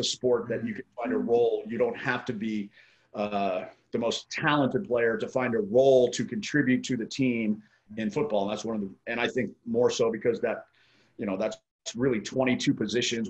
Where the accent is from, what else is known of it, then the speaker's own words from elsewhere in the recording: Colorado Springs, Colorado, United States; moved away as an adult; now in Maui, United States; I grew up in Colorado Springs